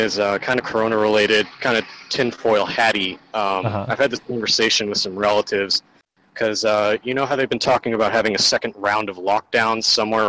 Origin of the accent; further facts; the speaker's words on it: San Diego, California, United States; I'm from Southern California, specifically around the San Diego area.